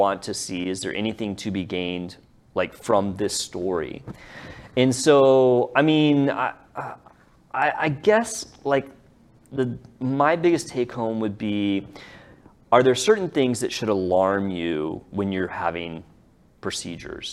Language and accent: English; Dallas, Texas, United States; we're all from here